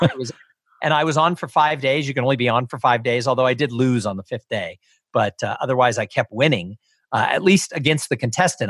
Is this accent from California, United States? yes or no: yes; Los Angeles, California, United States; I grew up in Los Angeles